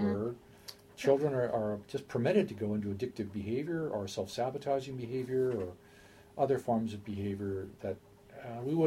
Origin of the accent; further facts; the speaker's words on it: United States; I'm an American